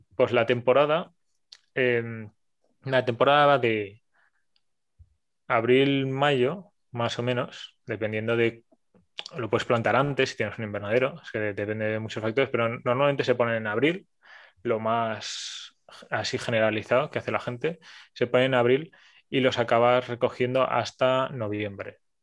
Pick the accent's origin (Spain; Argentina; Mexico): Spain; Barcelona, Catalonia; soy una persona de Barcelona